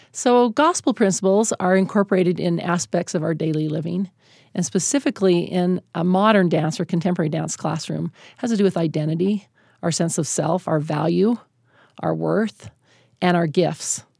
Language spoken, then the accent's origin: English; Utah, United States; I'm a white woman, born and raised in Utah